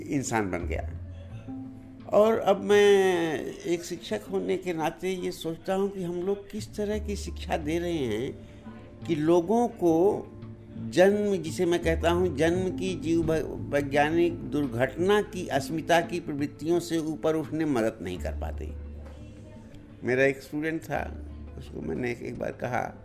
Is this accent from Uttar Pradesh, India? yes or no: yes; Sulemapur, Uttar Pradesh, India; moved away as an adult; also born or lived in Allahabad; now in Delhi, India; आजमगढ़ ज़िले में एक रिमोट गांव है सुलेमापुर पहले तो सड़क हमारे यहाँ से छः किलोमीटर दूर थी